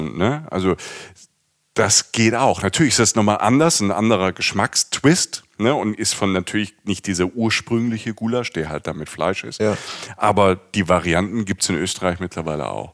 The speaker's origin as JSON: {"language": "German", "region": "Rhineland-Palatinate", "country": "Germany", "said": "ich komme aus der Pfalz, ich komme vom Land"}